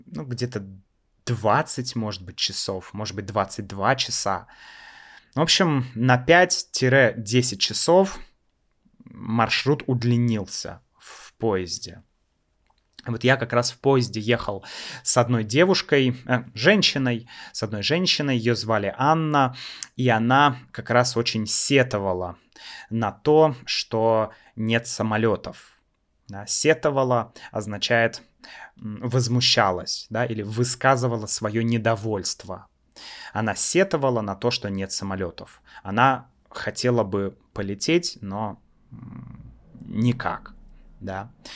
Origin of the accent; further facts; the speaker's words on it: Russia; мы из России